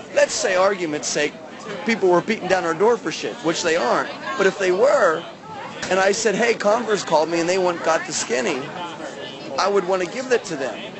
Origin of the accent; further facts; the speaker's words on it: Pennsylvania, United States; also born or lived in Baltimore, Maryland / Charlotte, North Carolina; now in St. Petersburg, United States; I'm from north, way north of Pittsburgh, but I'm from Pennsylvania originally